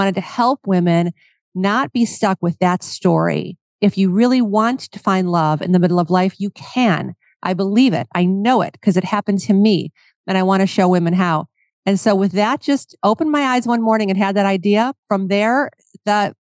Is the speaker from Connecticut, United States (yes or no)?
no; Cleveland, Ohio, United States; moved away; I'm from Cleveland, Ohio, and I love to go home and visit my friends and family at home